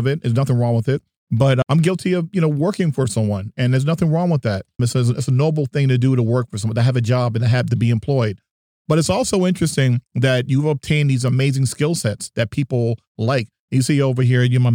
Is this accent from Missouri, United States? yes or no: no; New Jersey, United States; I grew up in New Jersey